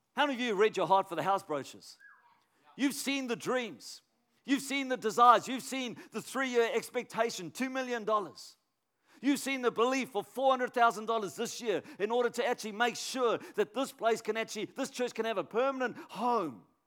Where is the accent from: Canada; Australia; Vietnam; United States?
Australia; Canberra, Australian Capital Territory; I'm from Canberra